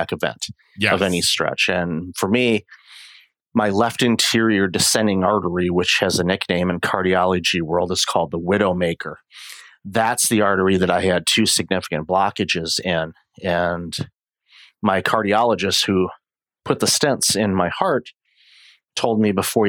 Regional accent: Detroit, Michigan, United States; moved away as an adult; also born or lived in Windsor, Ontario; now in Toronto, Canada; I'm originally from the Detroit area and immigrated to Canada with my my then wife back in 2004.

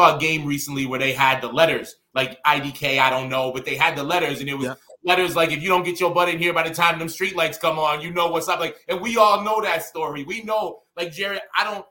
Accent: Austell, Georgia, United States; also born or lived in Buffalo, New York; moved down to Atlanta, which is where I was raised.

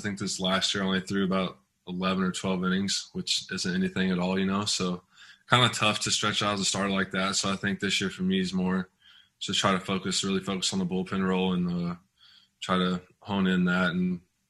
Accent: Tahlequah, Oklahoma, United States; I'm just out here in Oklahoma, back in my hometown, Tahlequah

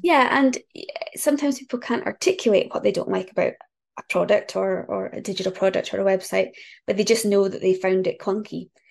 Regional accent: just north of Aberdeen, northeast Scotland, United Kingdom; I am from northeast Scotland, um, just north of Aberdeen

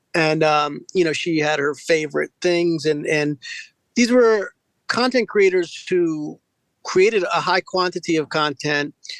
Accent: Westminster, Maryland, United States; I'm from Carroll County out in Westminster, uh, about an hour outside of Baltimore

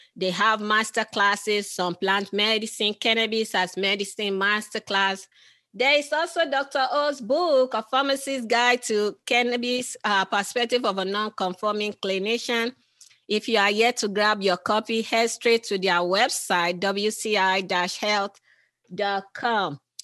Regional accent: Nigeria; I'm from originally from Nigeria

